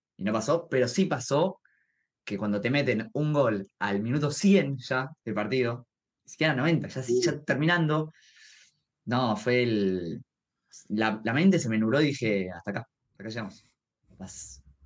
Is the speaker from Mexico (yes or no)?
no; Argentina